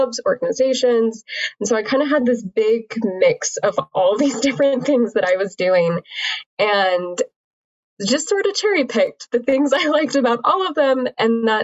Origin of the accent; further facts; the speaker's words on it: Utah, United States; I grew up in Utah